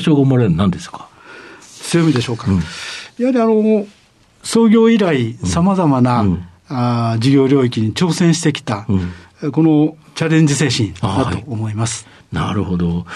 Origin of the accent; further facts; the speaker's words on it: Tamba-Sasayama, Hyogo, Japan; 庫県の丹波篠山市です